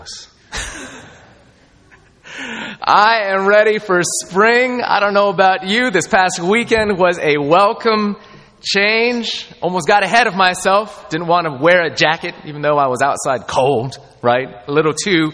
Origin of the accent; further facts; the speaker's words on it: Southern California, United States; moved away; I grew up in Southern California